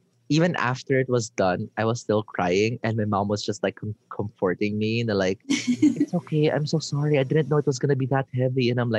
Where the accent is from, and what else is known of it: Philippines